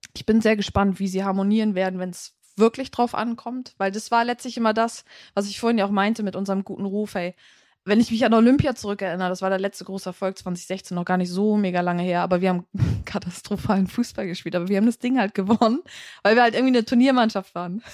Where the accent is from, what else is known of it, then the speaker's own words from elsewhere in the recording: Germany; bei uns in Deutschland